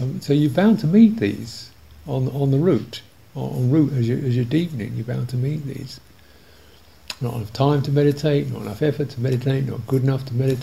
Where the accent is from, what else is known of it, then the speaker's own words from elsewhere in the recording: England, United Kingdom; I'm too English